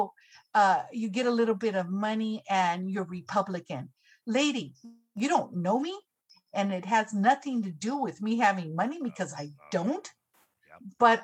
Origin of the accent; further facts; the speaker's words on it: Los Angeles County, California, United States; also born or lived in Orange County, California; I grew up in Los Angeles County. I now lived in Orange County for about 10 plus years